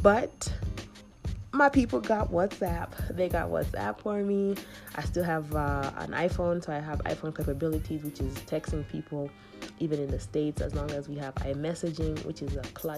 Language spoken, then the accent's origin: English; Kenya; but I think people have said like I don't look like I'm from Kenya at the moment